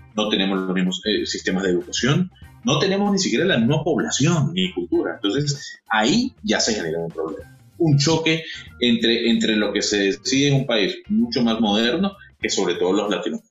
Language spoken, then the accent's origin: Spanish; Caracas, Capital District, Venezuela; moved away as an adult; now in Panama; quisiera estar otra vez con mi familia en la Urbina, aquí en Caracas, compartiendo con mis amigos de la calle, de los 15 años